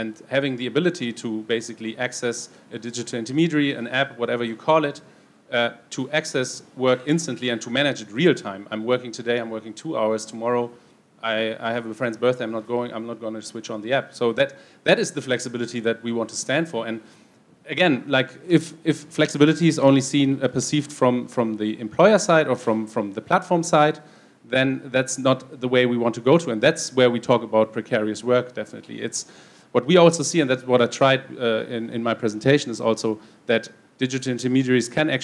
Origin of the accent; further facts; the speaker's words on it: Brussels, Brussels-Capital Region, Belgium; I'm from Brussels